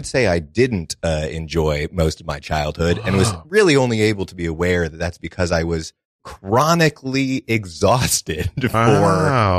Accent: Massachusetts, United States; I'm from Massachusetts originally, an area called known as like the little five college area, a lot of colleges around it. It's, you know, it's a nice little spot, very woodsy, you know. Grew up in the middle of a big, like, 100-acre woods

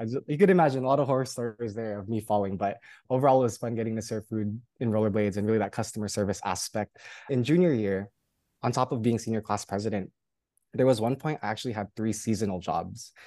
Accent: Union City, California, United States; moved away as an adult; also born or lived in Hawaii; I did grow up in California, specifically in the Bay Area, in a small suburb city called Union City

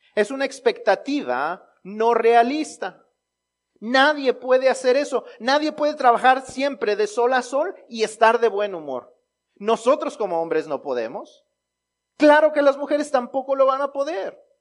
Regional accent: Mexico; los mexicanos, aún en los chistes, los usamos para honrar a las mamás

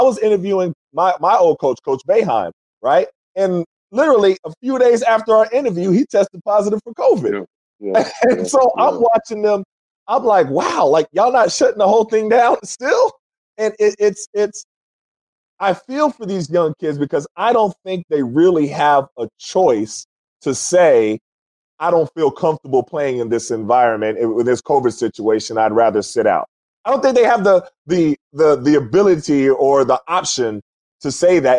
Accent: Tulsa, Oklahoma, United States; my hometown, Tulsa, Oklahoma

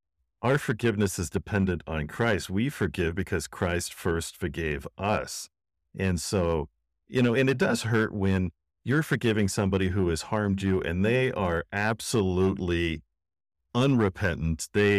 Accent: Washington, United States; I am from Seattle Seahawks country.

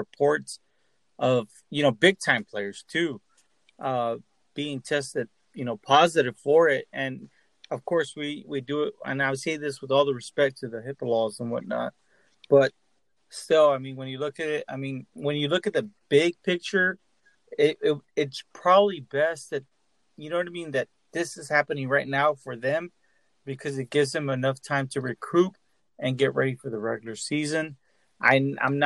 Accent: Texas, United States; I'm from Texas

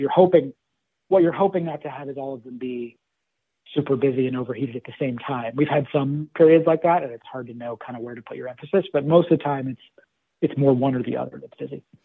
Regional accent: Los Angeles, California, United States; moved away as an adult; also born or lived in Berkeley, California; now in Washington, D.C., United States; I'm originally from Los Angeles and grew and raised there

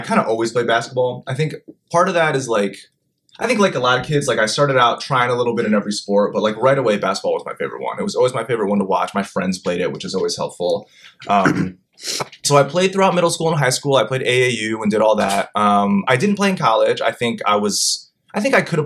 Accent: New Jersey, United States; moved away; I grew up in South Jersey, right outside of Philly.

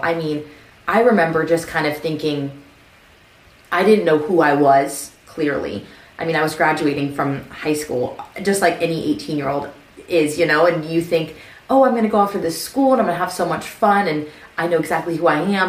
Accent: Southern California, United States; moved away; I grew up in Southern California. I grew up maybe 20 minutes from Disneyland.

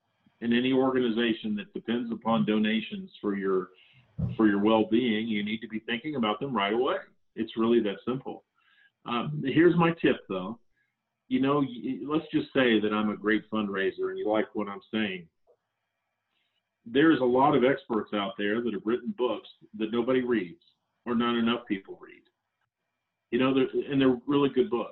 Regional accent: Central Florida, United States; now in Salt Lake City, United States; I grew up in Central Florida, a fan of Disney.

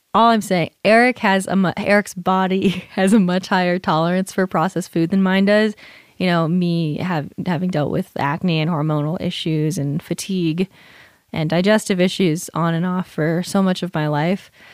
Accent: California, United States; moved away; I'm from California

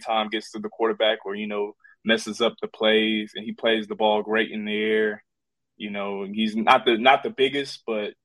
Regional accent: Houston, Texas, United States; We in Houston, my hometown

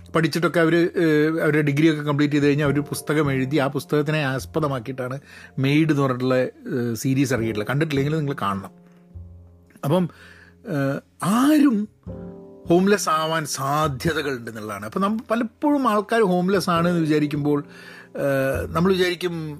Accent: Kozhikode, Kerala, India; moved away as an adult; also born or lived in United Kingdom / London; now in United States; ഞാനൊക്കെ കോഴിക്കോട് ജനിച്ച് വളർന്ന് വരുന്ന സാഹചര്യത്തിലൊക്കെ തന്നെ വളരെ പ്രിവിലേജ്ഡ് ആയിട്ടാണ്

